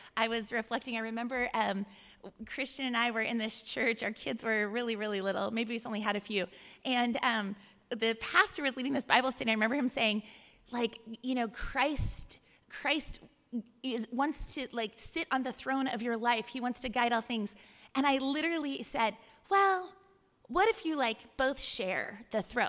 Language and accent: English; California, United States; moved away as an adult; also born or lived in Ohio; I'm from California